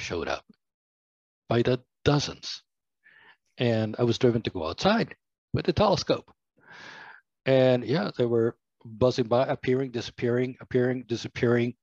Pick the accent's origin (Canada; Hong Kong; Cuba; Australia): Cuba; now in United States; I was born in Cuba